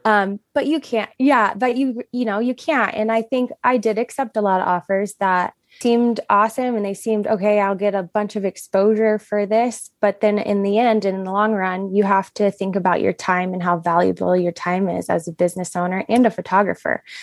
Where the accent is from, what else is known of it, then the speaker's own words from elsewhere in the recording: Florida, United States; moved away as an adult; now in Montana, United States; I was born and raised in Florida